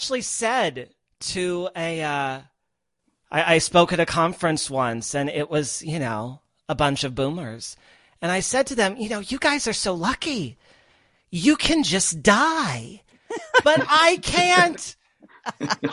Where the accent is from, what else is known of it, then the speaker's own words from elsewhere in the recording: Midwest, United States; moved away as an adult; also born or lived in Los Angeles / New York; I grew up in the middle of the country. I grew up in the Midwest